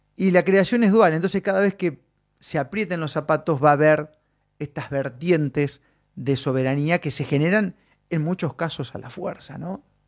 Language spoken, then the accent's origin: Spanish; Santa Fe, Argentina; De Santa Fe